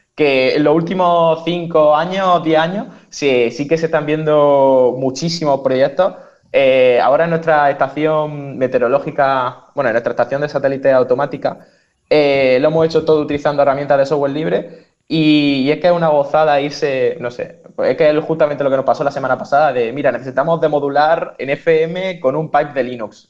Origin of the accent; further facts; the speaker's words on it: Almería, Andalusia, Spain; moved away; yo soy de Almería y vengo del hacklab Almería